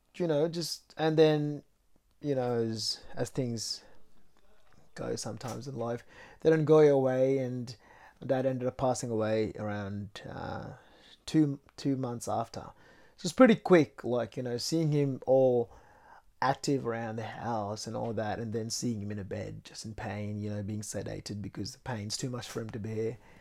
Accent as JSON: {"language": "English", "town": "Mumbai", "region": "Maharashtra", "country": "India", "moved": "yes", "said": "I was from Mumbai, which is a very busy city"}